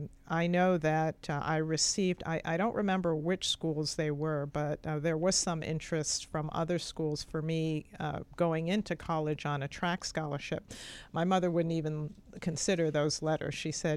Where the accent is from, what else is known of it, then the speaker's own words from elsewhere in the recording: London, Ontario, Canada; also born or lived in New York City, United States; I grew up in London, Canada, and New York City.